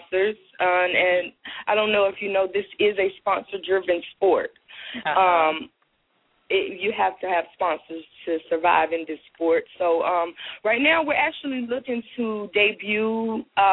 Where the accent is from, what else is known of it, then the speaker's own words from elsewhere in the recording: Suffolk, Virginia, United States; I'm from Virginia